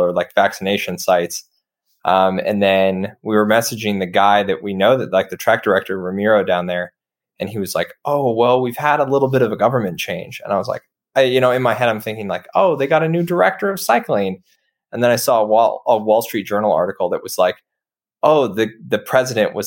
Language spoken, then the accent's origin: English; United States; I'm American